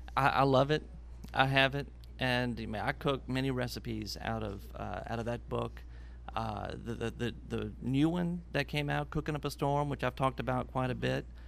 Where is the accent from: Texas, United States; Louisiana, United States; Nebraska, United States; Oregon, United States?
Louisiana, United States; I'm from Louisiana.